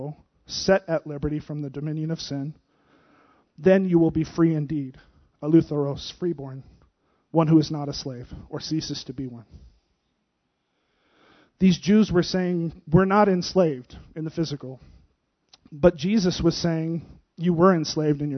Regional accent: United States; As Americans, we live in the freest nation in the world

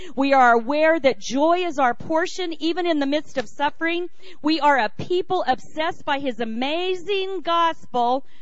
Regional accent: United States; being an American.

